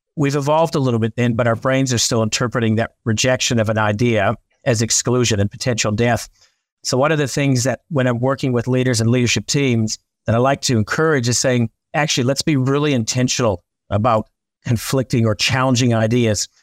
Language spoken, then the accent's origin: English; Canada; I'm Canadian